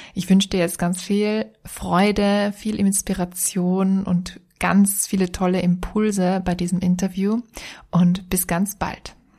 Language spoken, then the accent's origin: German; Vienna, Austria; moved away as an adult; now in Styria, Austria; Ich bin Wienerin, ich lebe jetzt in der Steiermark